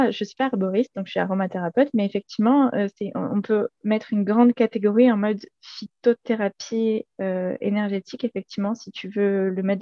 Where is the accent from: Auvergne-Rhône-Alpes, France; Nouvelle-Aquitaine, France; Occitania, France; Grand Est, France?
Occitania, France; Montpellier; moved away as an adult; now in Ardèche, France; 28 ans et actuellement je vis en Ardèche où je viens d'emménager. Avant ça, moi je suis née et j'ai grandi à Montpellier.